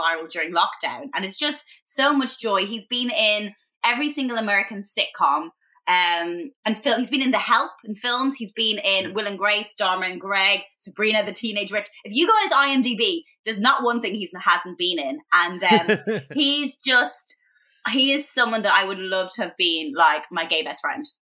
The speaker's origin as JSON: {"language": "English", "country": "Ireland", "tie": "born or raised there", "also_born_or_lived": "Boston, United States", "moved": "as an adult", "lives_now": "London, United Kingdom", "said": "as a young girl growing up in Ireland"}